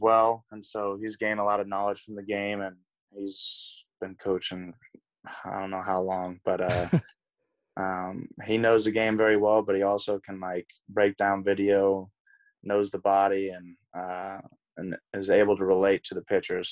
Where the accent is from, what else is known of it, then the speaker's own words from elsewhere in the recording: Tulsa, Oklahoma, United States; also born or lived in Dallas, Texas; I grew up in Tulsa, Oklahoma